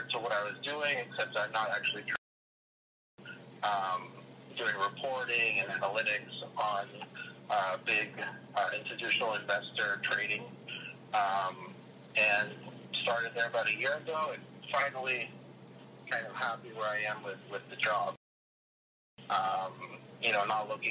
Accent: Dallas, Texas, United States; born or raised there; first language Russian; English is a second language; also born or lived in Ames, Iowa

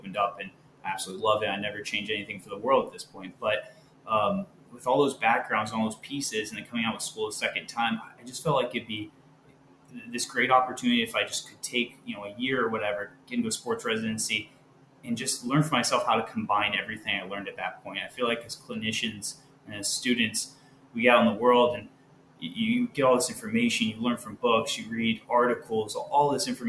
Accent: Decatur, Michigan, United States; I'm from Decatur, Michigan, if anybody knows where that is. At least I was raised there. My dad was in the Navy for 25 years, so we were kind of from everywhere. But a small town

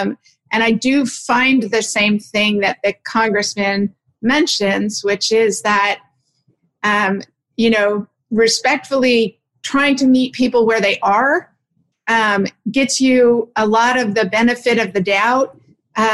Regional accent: Sonoma, California, United States; I'm from Sonoma, California, and I was home for 4 or 5 months of the pandemic lockdown there.

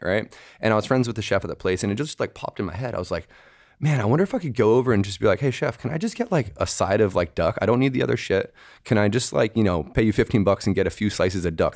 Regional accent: Bay Area, California, United States; moved away as an adult; also born or lived in New York / Montreal; I left the Bay Area when I was 18 for New York

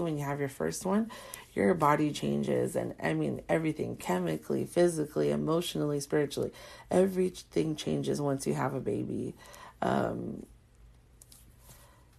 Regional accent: Carson, California, United States; also born or lived in Corona, California; we're from a part in Southern California called the Harbor area. And my husband's from Wilmington and I'm from Carson.

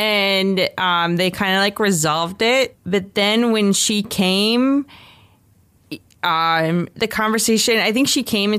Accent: Florida, United States; like I'm from Florida

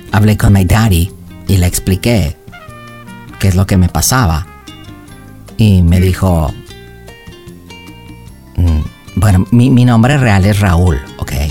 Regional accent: California, United States; born there; Um, tengo 26 years, 26 años, ¿ok? Um, nací en California. Mis papás son de México, ¿ok?

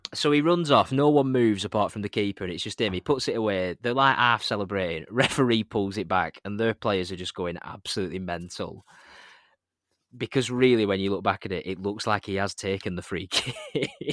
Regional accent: East Lancashire, North West England, United Kingdom; We're from East Lancashire.

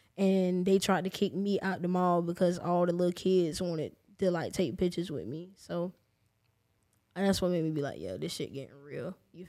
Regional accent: Jacksonville, Florida, United States; I'm from the West Side

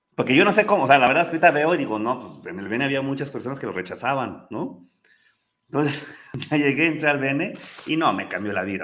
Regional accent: Pachuca, Hidalgo, Mexico; also born or lived in Mexico City; Yo nací en la Ciudad de México. Mi mamá es de Pachuca, mi papá es de Jalisco, de este, Jalostotitlán, de los Altos de Jalisco. Pero yo vivía en la Ciudad de México, nací en la Ciudad de México, ahí este, en viaducto. Y pues, yo estaba bien, pero a los tres años eh, fallece mi abuela materna y se tiene un accidente mi abuelo materno y nos venimos a Pachuca

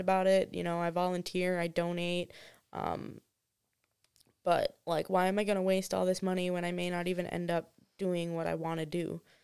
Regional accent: Wisconsin, United States; moved away as an adult; also born or lived in Myrtle Beach, South Carolina; we grew up in Wisconsin, so I'm used to the cold.

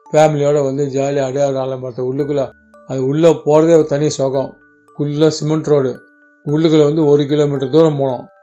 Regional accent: Chennai, Tamil Nadu, India; நான் மயிலாப்பூரில் பிறந்தேன் மயிலாப்பூர்லேயே வளர்ந்து மயிலாப்பூர்லேயே படித்து எல்லாம் மயிலாப்பூர் தான்

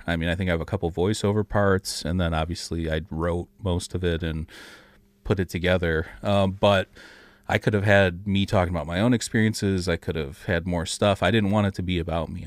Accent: Detroit, Michigan, United States; We're both from the Detroit area

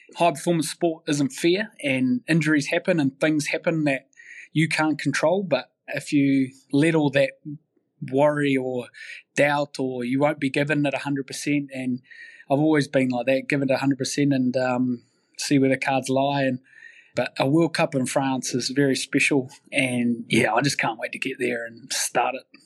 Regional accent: Manawatū-Whanganui, New Zealand; I grew up in Manawatu, which is in the Hurricane region

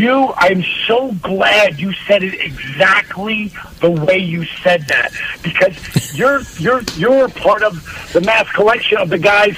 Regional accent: New Jersey, United States; now in Atlanta, United States; Considering I grew up in New Jersey?

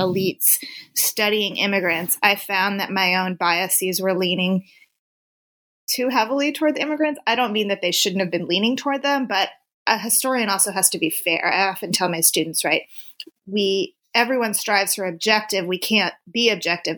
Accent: Tempe, Arizona, United States; I am originally uh, born and raised in Tempe, Arizona

